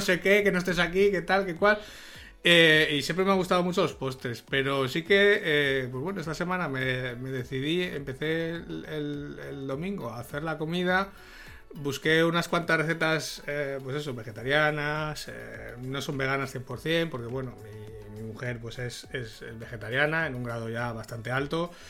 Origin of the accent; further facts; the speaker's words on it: Salamanca, Castile and León, Spain; soy de Salamanca